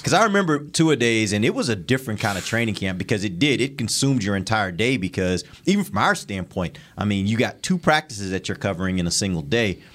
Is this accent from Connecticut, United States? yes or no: no; Houston, Texas, United States; growing up in Houston